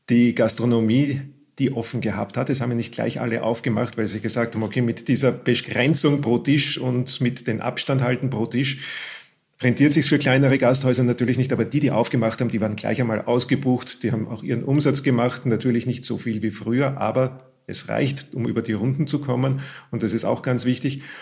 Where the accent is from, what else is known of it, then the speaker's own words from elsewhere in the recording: Austria; wie es bei uns in Österreich üblich ist, das Schnitzel beim Wirten holen und auch dort essen.